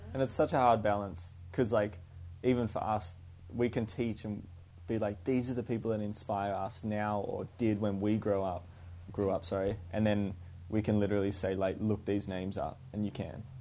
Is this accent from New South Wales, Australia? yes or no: no; Canberra, Australian Capital Territory, Australia; moved away as an adult; also born or lived in Melbourne; now in Sydney, Australia; I grew up in Canberra